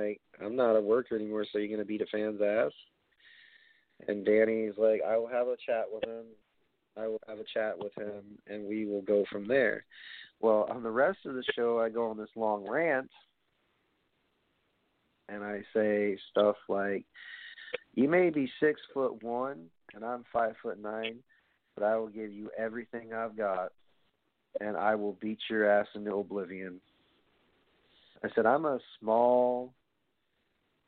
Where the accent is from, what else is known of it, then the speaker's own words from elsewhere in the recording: New York City, New York, United States; my hometown at Barclays